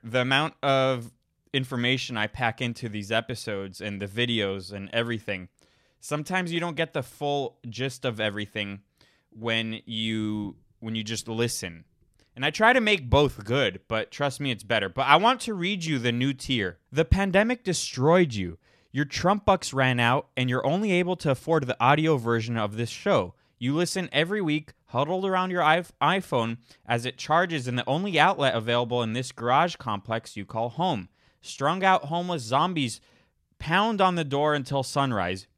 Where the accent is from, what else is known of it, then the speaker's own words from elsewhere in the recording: Florida, United States; moved away; I grew up in Florida